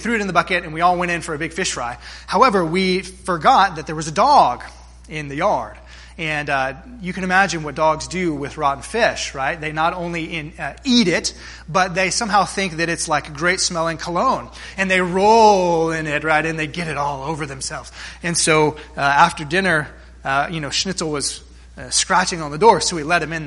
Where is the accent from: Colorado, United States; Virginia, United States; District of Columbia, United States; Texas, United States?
Texas, United States; South; Growing up in South Texas, we spent many a weekend at my grandparents' lake house there on Lake Corpus Christi